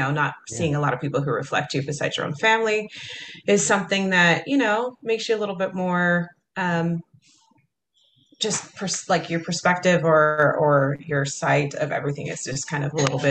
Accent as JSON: {"language": "English", "town": "Kaysville", "region": "Utah", "country": "United States", "tie": "born or raised there", "said": "Kaysville, Utah."}